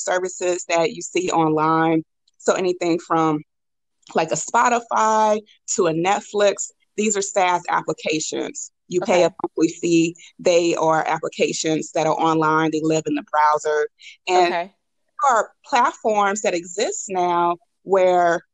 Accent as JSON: {"language": "English", "town": "St. Louis", "region": "Missouri", "country": "United States", "tie": "born or raised there", "also_born_or_lived": "Boston", "moved": "as an adult", "said": "I'm from St. Louis, grew up in North St. Louis"}